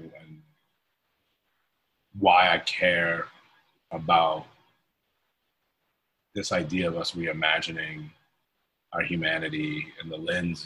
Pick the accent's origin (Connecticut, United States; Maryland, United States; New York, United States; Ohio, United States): Connecticut, United States; Hartford; moved away as an adult; now in Philadelphia, United States; I grew up in Hartford, Connecticut. I'm not a Philadelphian by birth. Came here at 18